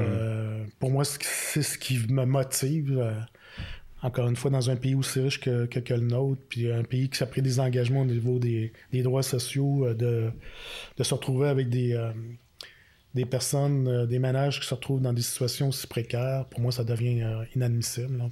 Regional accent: Quebec City, Quebec, Canada; now in Outaouais, Canada; je viens de la région de Québec

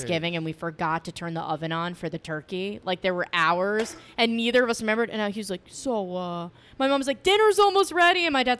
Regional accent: Long Island, New York, United States; I'm from Long Island.

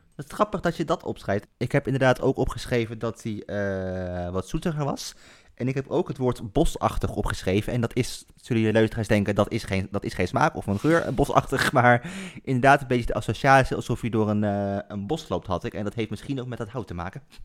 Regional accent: Culemborg, Gelderland, Netherlands; now in Nijmegen, Netherlands; vlakbij waar ik opgegroeid ben in Culemborg.

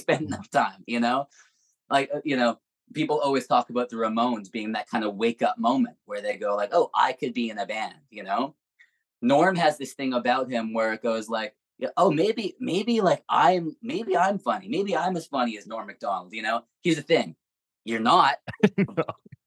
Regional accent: Edmonton, Alberta, Canada; moved away; also born or lived in Vancouver; I grew up in Edmonton, at least in the high school years.

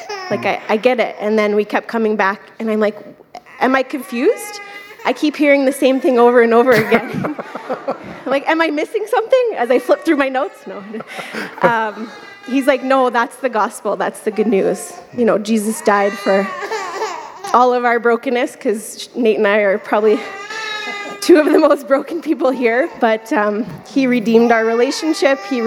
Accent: Ontario, Canada; now in Calgary, Canada

